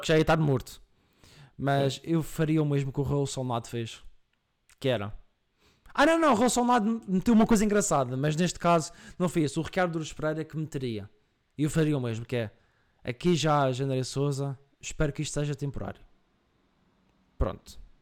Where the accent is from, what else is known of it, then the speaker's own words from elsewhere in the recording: Madeira, Portugal; accent: Madeiran; eu venho da Madeira